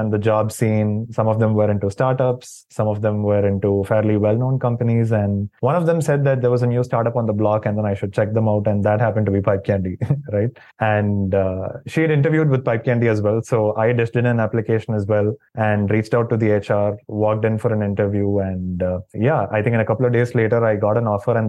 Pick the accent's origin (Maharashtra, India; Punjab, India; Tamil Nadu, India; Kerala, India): Tamil Nadu, India; Chennai; also born or lived in Doha, Qatar; I'm from Chennai. I was born here, raised here, and pretty much lived here for the most part of my life